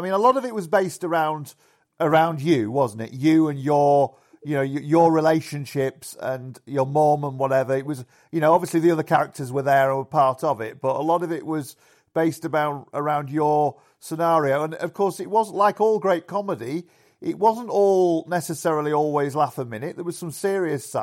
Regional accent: Yorkshire and the Humber, United Kingdom; in the pubs where I grew up in Yorkshire.

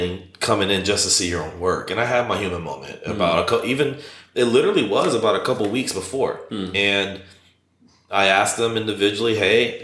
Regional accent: Shalimar, Florida, United States; also born or lived in Orlando; where I'm from, Fort Walton Beach. Well, I'm from Shalimar, but the bigger town is Fort Walton Beach, which is about 6 hours from here. And so in the Panhandle

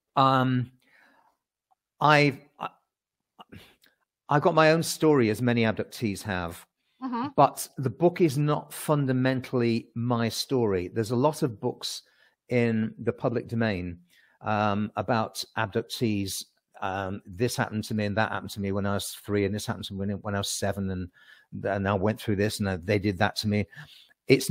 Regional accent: United Kingdom; accent: British; also born or lived in Surrey; my British accent

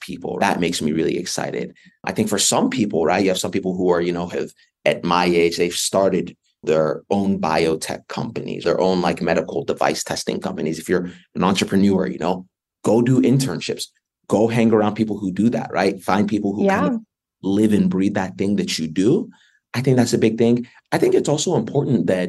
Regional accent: North Carolina, United States; moved away as an adult; I grew up in North Carolina.

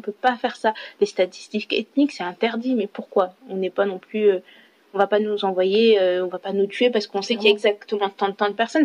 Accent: France; je suis française je me sens française

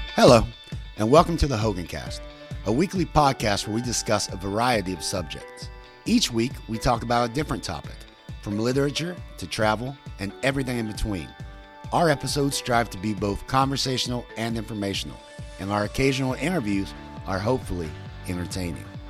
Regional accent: West Virginia, United States; where my life began and where our life is right now. And that's my home state of West Virginia.

